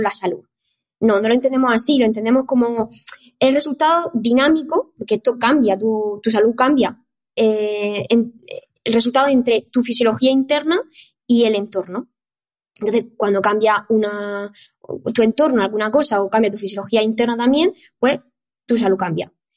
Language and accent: Spanish; Murcia, Region of Murcia, Spain; moved away as an adult; now in Barcelona, Spain; soy de Murcia, entonces yo empecé a estudiar la carrera de ciencia del deporte ahí en Murcia